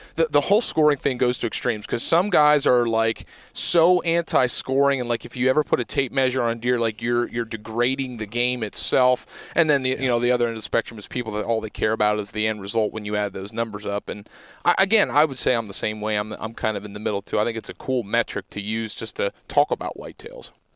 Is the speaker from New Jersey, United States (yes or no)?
no; Pennsylvania, United States; growing up in Pennsylvania